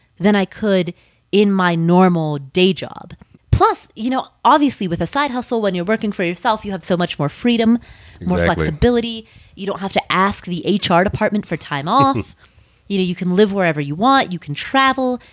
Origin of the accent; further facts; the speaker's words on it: Kathmandu, Bagmati, Nepal; I was born in Kathmandu